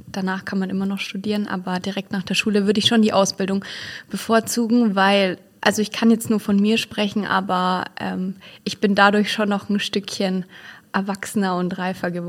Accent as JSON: {"language": "German", "town": "Büchenbach", "region": "Bavaria", "country": "Germany", "tie": "born or raised there", "said": "Büchenbach, ich wohne hier, das ist immer noch meine Heimat."}